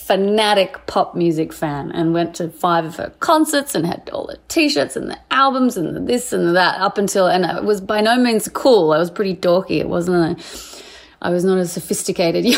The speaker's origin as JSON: {"language": "English", "area": "near Sydney", "region": "New South Wales", "country": "Australia", "tie": "born or raised there", "moved": "as an adult", "said": "I'm Australian"}